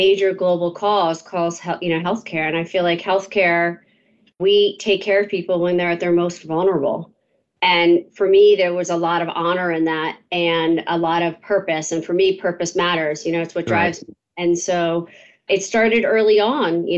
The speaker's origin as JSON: {"language": "English", "area": "outside of Philadelphia", "region": "Pennsylvania", "country": "United States", "tie": "born or raised there", "said": "I grew up outside of Philadelphia in the suburbs. I went to the local public high school called Conestoga"}